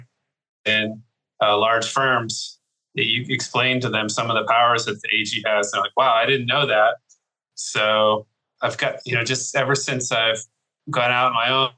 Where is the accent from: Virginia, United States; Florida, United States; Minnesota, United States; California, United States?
Virginia, United States; moved away as an adult; also born or lived in Houston, Texas; now in Texas, United States; Originally, I'm from Virginia